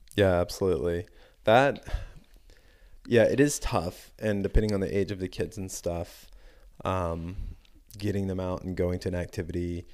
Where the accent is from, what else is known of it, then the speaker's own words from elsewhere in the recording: the South, United States; growing up in the South